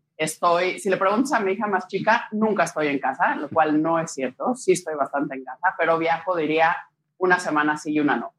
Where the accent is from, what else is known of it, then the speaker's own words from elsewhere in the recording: Mexico; moved away; Tengo papá italiano, crecí en México, me casé con un belga, he vivido en diferentes países